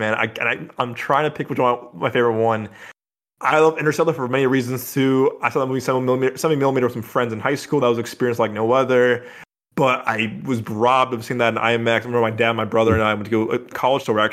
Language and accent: English; Chicago, Illinois, United States; my building growing up in Chicago.